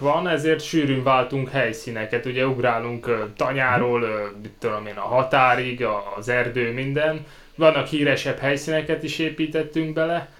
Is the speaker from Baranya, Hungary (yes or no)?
no; Szeged, Csongrád-Csanád, Hungary; now in Cambridge, United Kingdom; én ott Szeg-, Szegeden születtem, Ez egyébként tanyán nőttem fel, ott Szegedtől nem messze